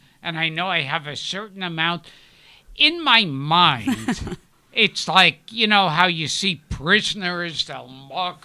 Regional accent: New York City, New York, United States; I grew up in Brooklyn.

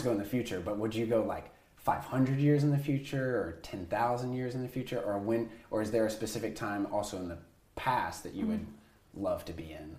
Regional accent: Tennessee, United States; I grew up Southern Baptist in Tennessee.

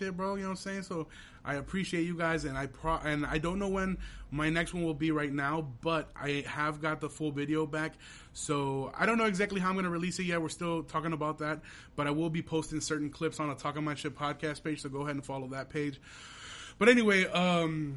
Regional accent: Aurora, Illinois, United States; We're from Aurora

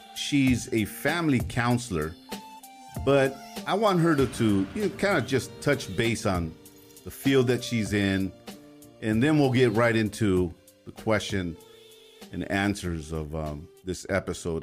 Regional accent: Los Angeles, California, United States; growing up in Los Angeles, you really didn't come out of a, you know, four or five mile radius

